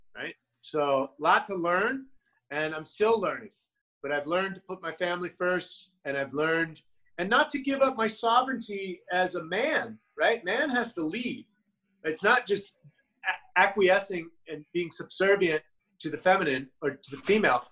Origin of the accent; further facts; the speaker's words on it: United States; I'm an American